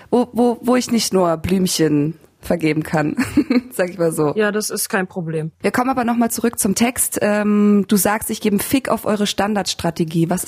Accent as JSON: {"language": "German", "area": "Ruhr area", "region": "North Rhine-Westphalia", "country": "Germany", "said": "ein äh, Festival bei uns im Ruhrpott"}